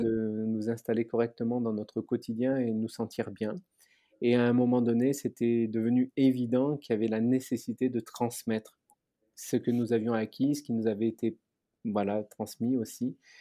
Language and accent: French; Aix-en-Provence, Provence-Alpes-Côte d'Azur, France; moved away; also born or lived in Paris; je suis originaire d'Aix-en-Provence